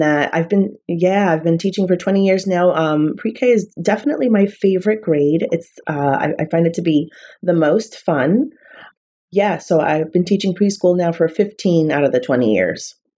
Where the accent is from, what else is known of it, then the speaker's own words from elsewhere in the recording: New York City, New York, United States; also born or lived in Malta; now in Long Island, United States; I am from New York City, born and raised